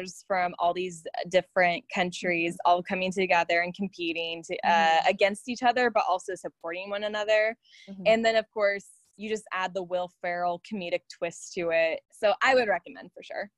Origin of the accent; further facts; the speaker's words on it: United States; me being American